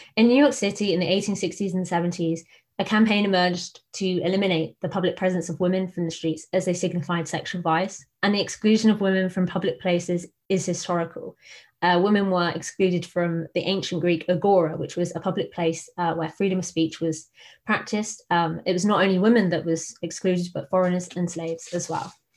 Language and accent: English; Buckinghamshire, South East England, United Kingdom; also born or lived in Phnom Penh, Cambodia; I'm originally from Buckinghamshire